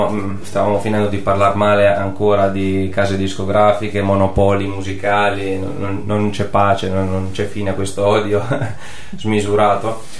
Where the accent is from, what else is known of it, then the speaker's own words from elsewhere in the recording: Marche, Italy; Guarda che sono marchigiano io